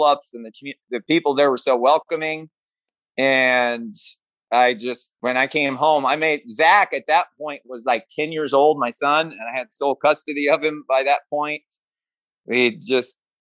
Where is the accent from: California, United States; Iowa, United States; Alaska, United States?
Iowa, United States; Mount Ayr; Mount Air, Iowa, which is kind of my hometown. It's a really small town